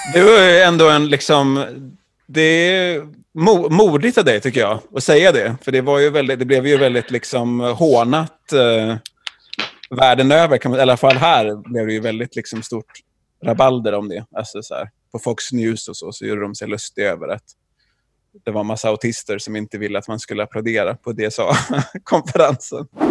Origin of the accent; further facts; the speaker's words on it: Jonsered, Västra Götaland, Sweden; jag är från Jonsered.